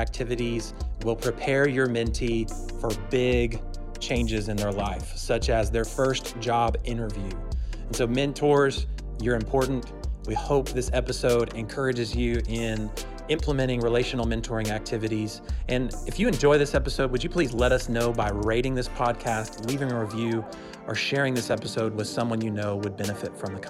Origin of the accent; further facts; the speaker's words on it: Plano, Texas, United States; born there; also born or lived in Oklahoma / Indonesia; And so I told them, well, I was born in Plano, and then my family moved to Oklahoma, and then my dad got a job in Indonesia, and then once that was over, we moved back to Texas, and I've lived here ever since.